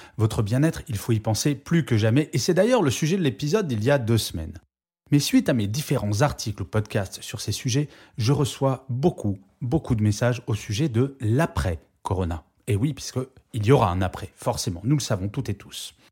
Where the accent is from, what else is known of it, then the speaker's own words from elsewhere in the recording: France; je suis extrêmement fier de mon pays